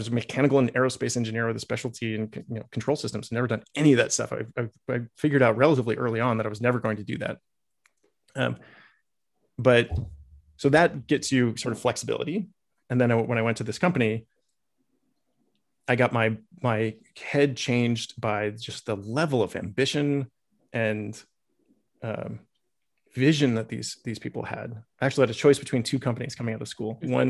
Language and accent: English; Massachusetts, United States; also born or lived in Iowa; and I grew up in Massachusetts and Iowa, right? So I had nothing to do with Texas.